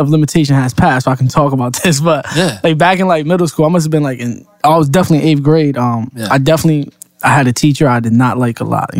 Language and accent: English; New York City, New York, United States; moved away; growing up in New York, it was different though, like celebrating Halloween because you live in a building. So we lived on the building where we had 18 floors.